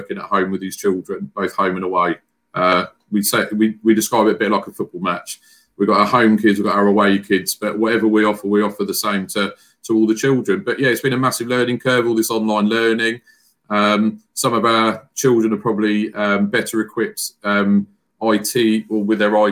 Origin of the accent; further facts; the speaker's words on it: Frimley, South East England, United Kingdom; I'm originally from the Frimley area where I live